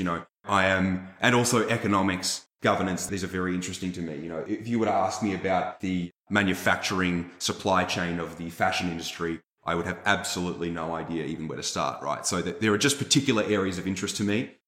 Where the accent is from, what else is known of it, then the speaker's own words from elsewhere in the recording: Australia; now in United States; I'm just Australian